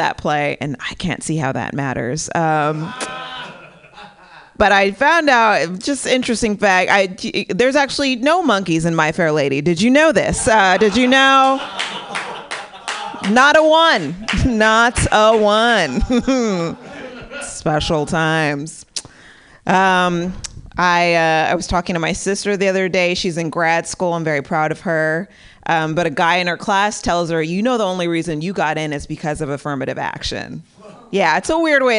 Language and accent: English; San Bernardino, California, United States; now in Pasadena, United States; I live in Pasadena now, but I'm originally from San Bernardino